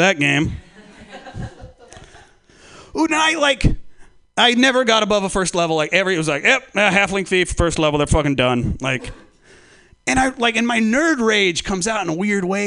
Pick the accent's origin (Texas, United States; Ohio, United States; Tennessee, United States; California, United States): California, United States; Humboldt County; I'm from Humboldt County